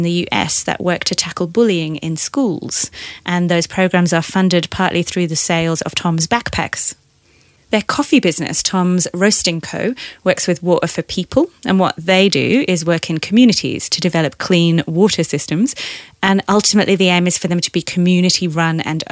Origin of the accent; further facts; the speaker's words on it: Leeds, Yorkshire and the Humber, United Kingdom; now in Australia; I'm from Leeds